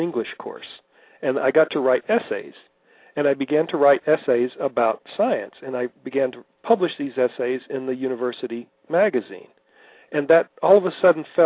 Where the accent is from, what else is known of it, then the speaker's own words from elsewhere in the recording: Port Arthur, Texas, United States; I grew up in Port Arthur, Texas